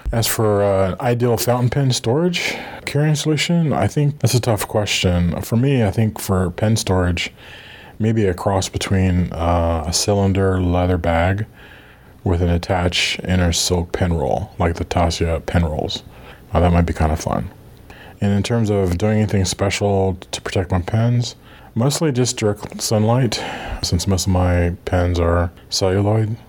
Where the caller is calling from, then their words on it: Virginia, United States; I'm calling from Virginia, United States